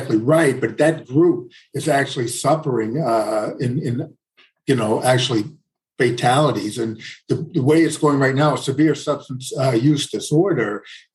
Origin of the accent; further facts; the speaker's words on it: New Orleans, Louisiana, United States; moved away as an adult; also born or lived in Washington, D.C.; I'm from New Orleans